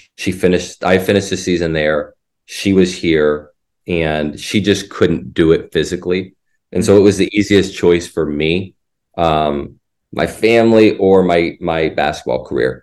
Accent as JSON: {"language": "English", "region": "Indiana", "country": "United States", "tie": "born or raised there", "also_born_or_lived": "Mississippi", "moved": "as an adult", "said": "I grew up in Indiana."}